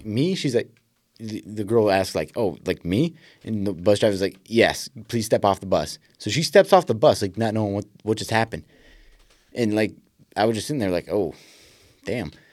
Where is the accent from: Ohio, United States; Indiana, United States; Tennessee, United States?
Indiana, United States; West Lafayette; big Purdue fan growing up in West Lafayette